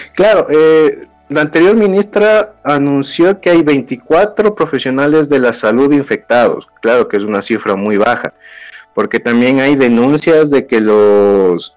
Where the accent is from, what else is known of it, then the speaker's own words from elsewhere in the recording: Ecuador; acá en mi país, en Ecuador